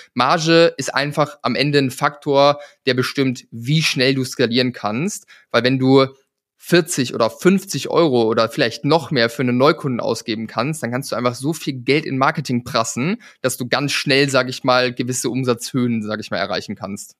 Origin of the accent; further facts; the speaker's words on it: a village between Bremen and Hamburg, Lower Saxony, Germany; ich komme vom Dorf, ja, ich bin auf dem Bauernhof groß geworden, irgendwo in der Pampa in einem 400 Seelendorf zwischen Bremen und Hamburg auf dem flachen Land.